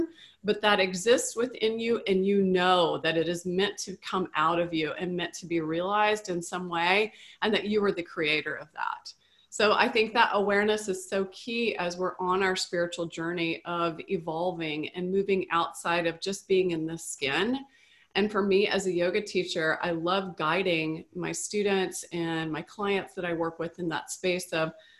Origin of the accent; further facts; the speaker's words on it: the South, United States; moved away; also born or lived in California; Growing up in the South